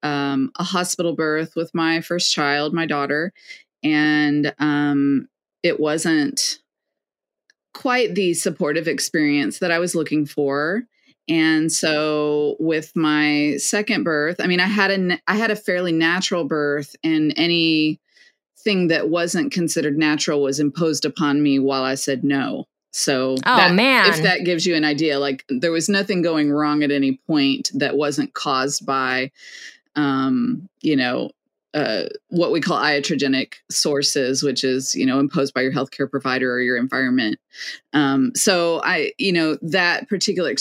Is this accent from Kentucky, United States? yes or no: yes; Lexington, Kentucky, United States; I was born and raised in Lexington